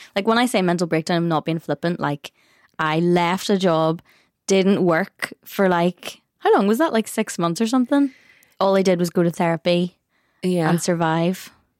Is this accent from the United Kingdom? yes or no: yes; Northern Ireland, United Kingdom; we are Northern Irish